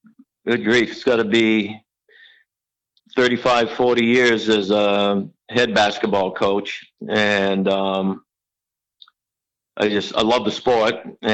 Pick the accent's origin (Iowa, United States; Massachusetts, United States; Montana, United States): Massachusetts, United States; Leominster; moved away; Yeah, it was one thing about Leominster, at least I know back then, I've been gone from Leominster for 50 years now. But one thing about Leominster is sports was really big.